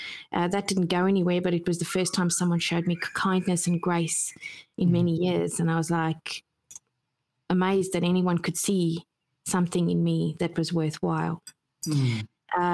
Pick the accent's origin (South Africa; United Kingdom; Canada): South Africa; I grew up in South Africa